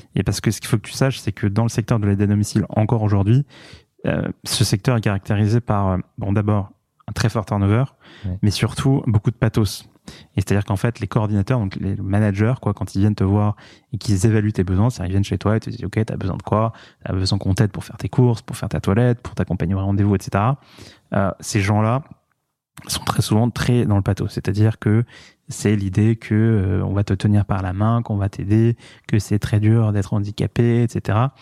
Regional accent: Paris, Île-de-France, France; je, suis né à Paris, j'ai grandi à Paris, j'adore Paris

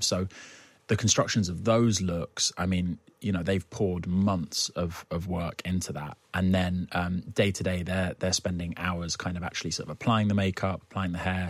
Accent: United Kingdom; I'm too British

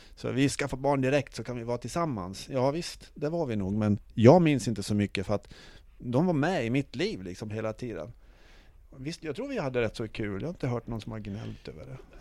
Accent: Sweden; vi var från Sverige

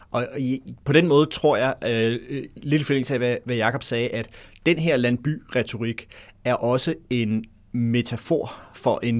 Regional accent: Vordingborg, Zealand, Denmark; jeg bor stadig i Vordingborg, hvor jeg kommer fra

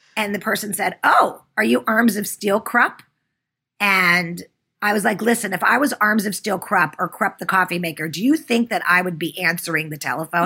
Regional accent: Pittsburgh, Pennsylvania, United States; I grew up in Pittsburgh and went to private school

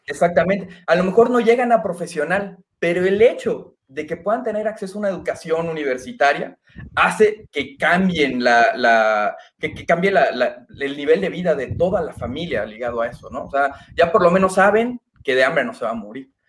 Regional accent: Mexico; nuestras reuniones como mexicanos son prácticamente a la comida

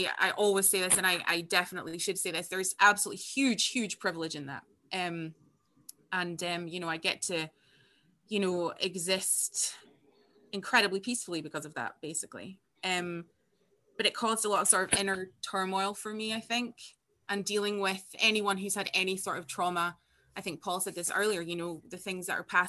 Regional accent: far north of Scotland, United Kingdom; I am Scottish and I was born here, and I grew up in outside of the most northerly town in Scotland

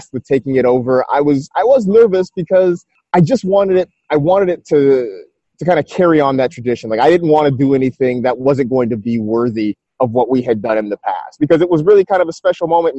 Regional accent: San Francisco, California, United States; I grew up kind of in the San Francisco area

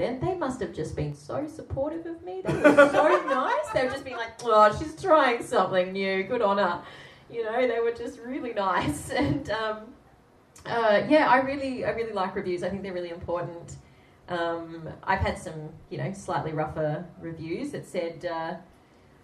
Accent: Sydney, New South Wales, Australia; I'm from Sydney

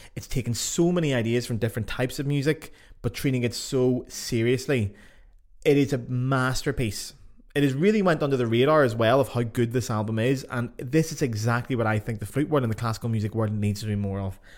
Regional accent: Ireland; now in Germany; I live in Germany and I'm from Ireland

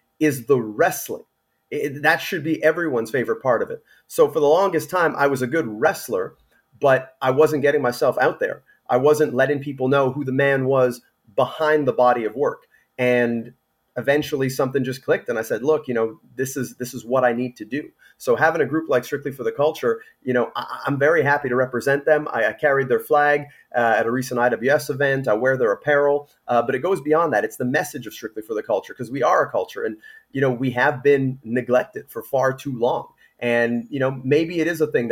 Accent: Canada; as a Canadian

